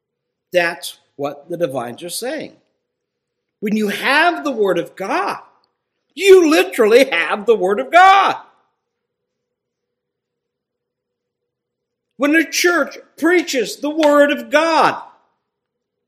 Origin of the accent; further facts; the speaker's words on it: Ohio, United States; where I grew up in Ohio